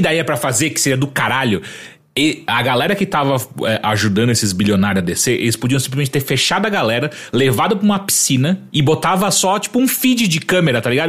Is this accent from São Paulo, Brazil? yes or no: yes; Atibaia, São Paulo, Brazil; uma das primeiras vezes que eu vim de Atibaia para São Paulo com meus amigos e não meu pai me trazendo